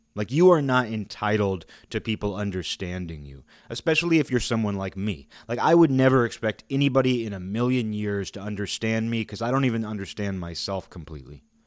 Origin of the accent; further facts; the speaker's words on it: Seattle, Washington, United States; now in Olympia, United States; I live in Olympia. I'm from Seattle.